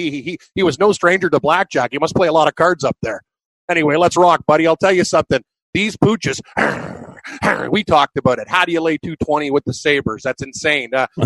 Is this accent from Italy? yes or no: no; Alaska, United States; I'm from Alaska.